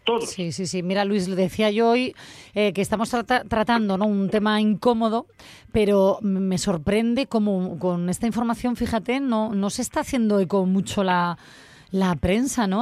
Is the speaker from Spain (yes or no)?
yes; Asturias, Spain; yo como asturiana que soy